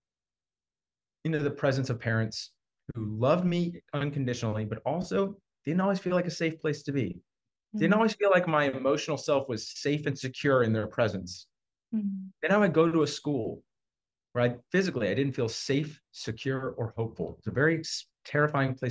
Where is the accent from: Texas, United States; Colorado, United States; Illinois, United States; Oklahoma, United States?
Texas, United States; Houston; I was raised in Texas. I think I'm like a sixth or seventh generation Houstonian